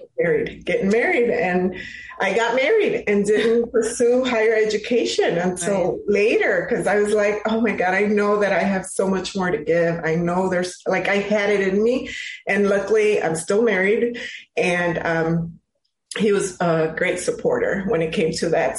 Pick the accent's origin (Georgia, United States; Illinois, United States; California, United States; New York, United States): Illinois, United States; Chicago; I was born and raised in Chicago. I am a product of CPS, of Chicago Public Schools.